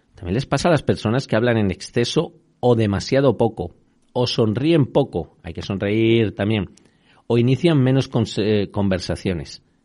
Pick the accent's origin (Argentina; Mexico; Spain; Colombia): Spain; Extremadura; now in Madrid, Spain; de allí de mi tierra